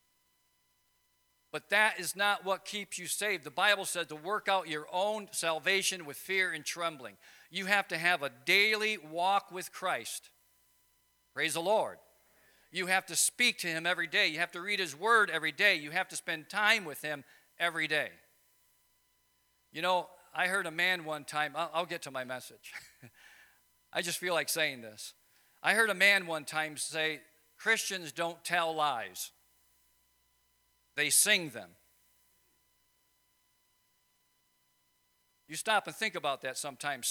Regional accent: Wisconsin, United States; I'm from Wisconsin, you know, where we have two seasons

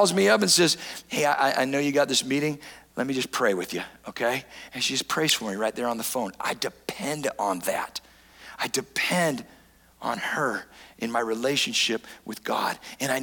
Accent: San Diego, California, United States; I grew up in San Diego, California

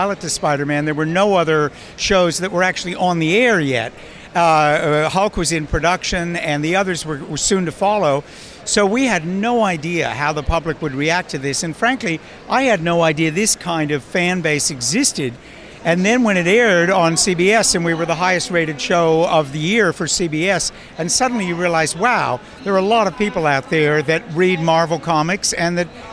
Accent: Washington, District of Columbia, United States; my hometown, which was Washington, D.C.

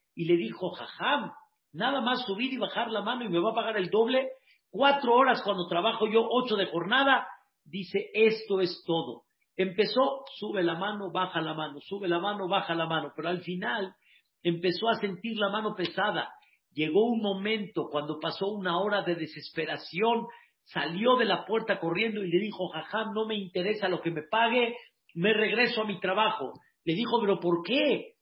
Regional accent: Mexico; como decimos aquí en México

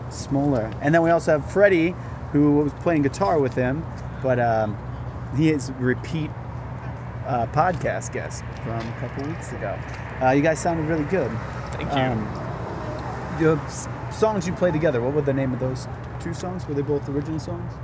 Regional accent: St. Louis, Missouri, United States; now in New York, United States; I'm from St. Louis

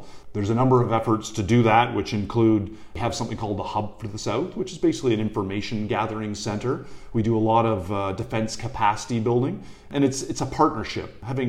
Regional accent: Canada; This is a really interesting place to work as a Canadian.

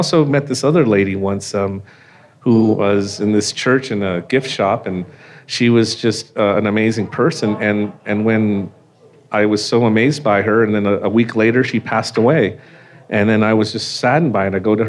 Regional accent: San Francisco, California, United States; moved away as an adult; now in Colorado, United States; I was born in San Francisco

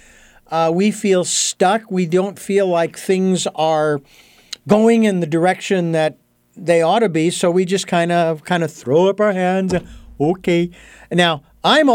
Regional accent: Arizona, United States; moved away; all the way from my home state of Arizona

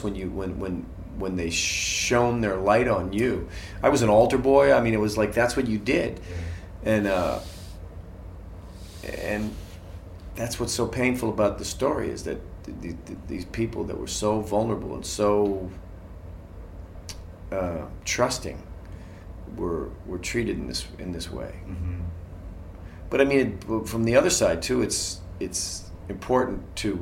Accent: Boston, Massachusetts, United States; I grew up in Boston Irish Catholic

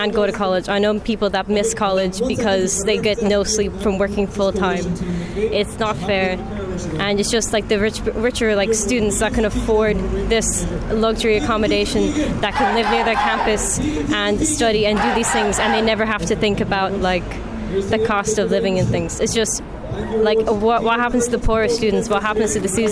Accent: Sligo, Connacht, Ireland; now in Dublin, Ireland; I'm originally from Sligo

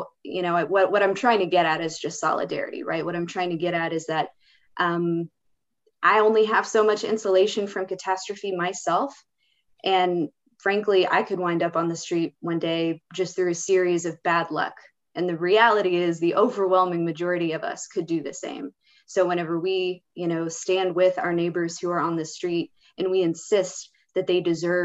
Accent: United States; my identity as an American.

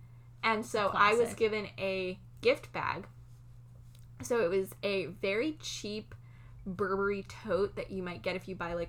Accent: Massachusetts, United States; I'm from Massachusetts, so that's kind of just what people do there.

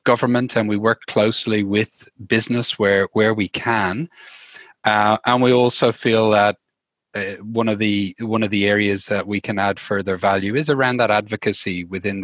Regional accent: Dublin, Leinster, Ireland; moved away as an adult; now in Australia; I'm from Dublin, Ireland originally. I've been in Australia for the last 13, nearly 14 years now

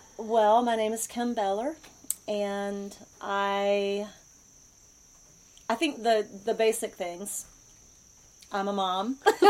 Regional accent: Wilmington, North Carolina, United States; moved away as an adult; also born or lived in Hudson Valley, New York; I'm a Wilmingtonian, so I grew up in Wilmington and spent pretty much my whole life there until about 2.5 years ago. We moved to the Hudson Valley for my husband's work. And then in May, we moved here to the mountains of North Carolina.

